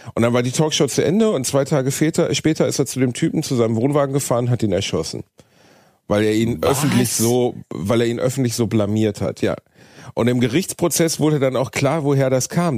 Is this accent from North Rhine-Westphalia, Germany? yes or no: yes; Gelsenkirchen, North Rhine-Westphalia, Germany; moved away as an adult; also born or lived in Osnabrück; in Gelsenkirchen gewesen, meiner Heimatstadt